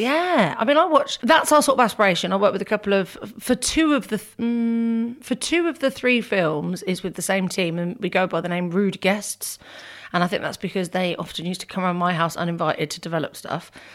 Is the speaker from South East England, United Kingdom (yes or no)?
no; Northampton, East Midlands, United Kingdom; I was from Northampton